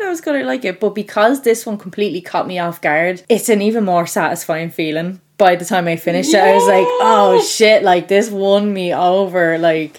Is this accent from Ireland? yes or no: yes; Ireland; because I'm Irish